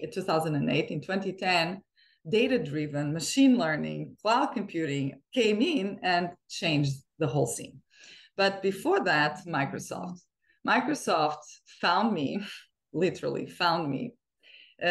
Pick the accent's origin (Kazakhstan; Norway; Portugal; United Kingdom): Portugal; moved away as an adult; also born or lived in China; now in Bellevue, United States; growing up in Portugal